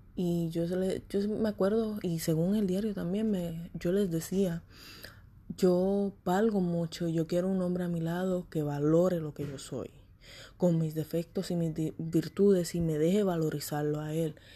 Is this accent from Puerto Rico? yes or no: yes; Puerto Rico; moved away as an adult; also born or lived in Florida; now in Texas, United States; quería irme de Puerto Rico, me fui de Puerto Rico a Florida y vine para Texas.